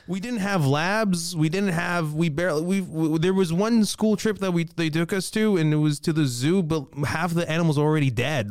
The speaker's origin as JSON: {"language": "English", "country": "Libya", "tie": "born or raised there", "moved": "yes", "lives_now": "Toronto, Canada", "said": "I was born and raised in Libya."}